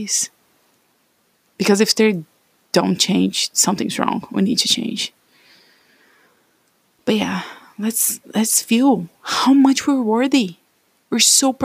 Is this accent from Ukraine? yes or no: no; Brazil; English is a second language; moved away as an adult; also born or lived in United States; I came to the US after 2 years of studying English in my home country, Brazil